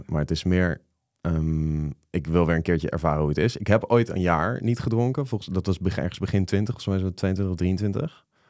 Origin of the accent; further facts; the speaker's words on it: The Hague, South Holland, Netherlands; moved away; Den Haag, waar ik vandaan kom